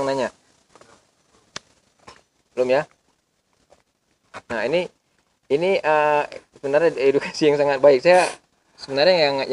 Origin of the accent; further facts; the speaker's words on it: Garut, West Java, Indonesia; -mm, di, Ga iya, ah, di Garut Garut, Garut.